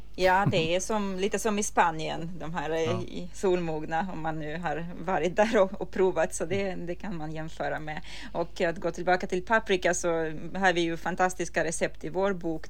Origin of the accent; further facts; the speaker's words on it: Ukraine; now in Sweden; som en ukrainare som har fötts och uh, vuxit upp och ätit den här maten hela livet